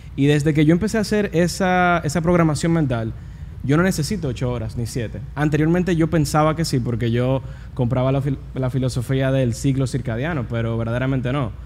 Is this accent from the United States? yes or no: yes; United States; yo nací en Estados Unidos